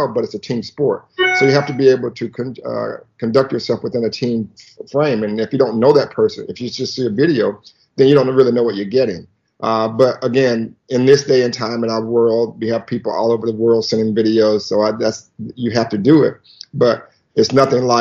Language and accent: English; the South, United States; we grew up in the South